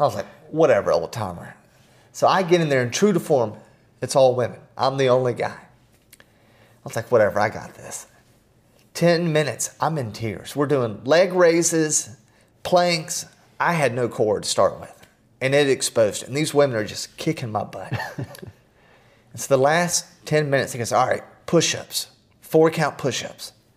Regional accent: Atlanta, Georgia, United States; growing up in Atlanta

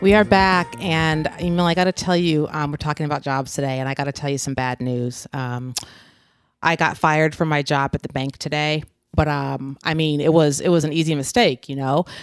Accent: West Coast, United States; now in East Coast, United States; growing up on the West Coast

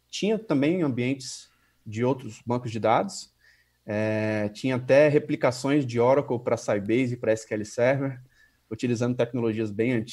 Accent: Vila Velha, Espírito Santo, Brazil; also born or lived in Guarapari; eu sou natural de Guarapari, no Espírito Santo, de uma cidade praiana, então é, basicamente muito novo eu me mudei para Grande Vitória, né, Vila Velha, e morei lá a maior parte do tempo.

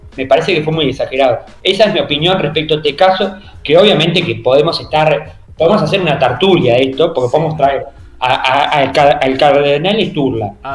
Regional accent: Paysandú, Uruguay; yo soy de Paysandú

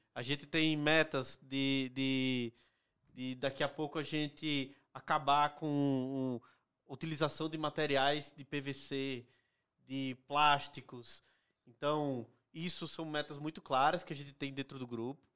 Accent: Northeast Region, Brazil; moved away as an adult; Eu vim do Nordeste para trabalhar uhum. na Print

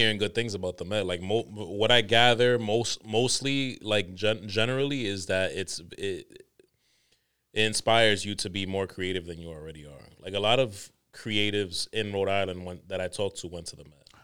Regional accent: Dominican Republic; I'm the Dominican

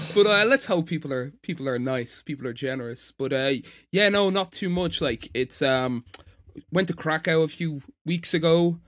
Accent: Ireland; accent: Irish; I'm Irish

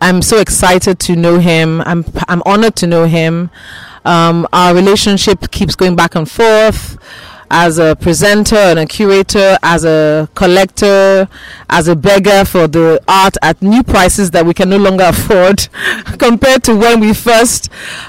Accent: Nigeria; as Nigerian collectors and Nigerian upholders of the culture

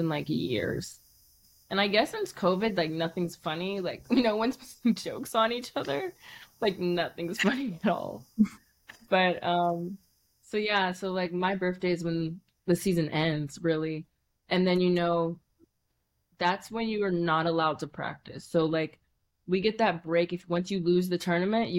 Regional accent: Cincinnati, Ohio, United States; I'm from Cincinnati

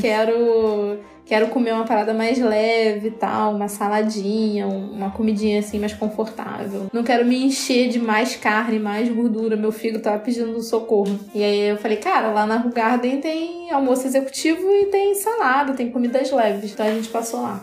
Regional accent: Rio de Janeiro, Brazil; A gente é carioca

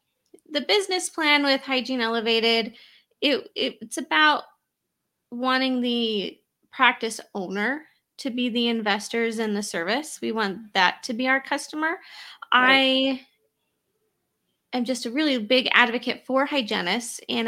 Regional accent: Utah, United States; And for anyone who's listening that doesn't know, I'm from Utah, little Utah over here.

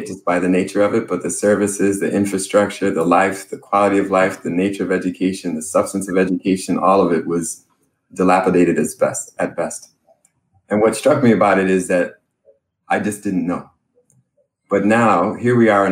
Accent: New York, United States; I grew up in New York.

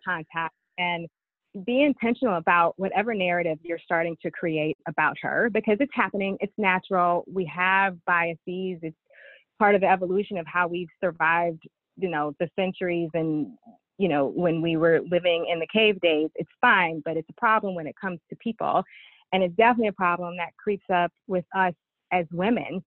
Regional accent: East St. Louis, Illinois, United States; my education started in East St. Louis

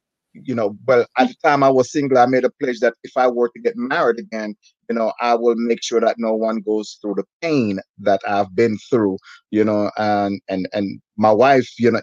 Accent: Jamaica; moved away; also born or lived in New Jersey; I'm from Jamaica.

